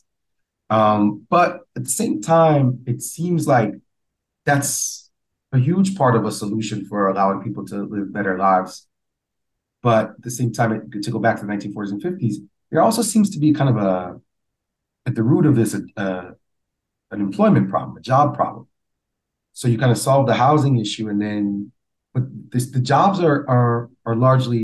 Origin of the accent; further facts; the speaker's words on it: New York City, New York, United States; I grew up in the Amalgamated in the Bronx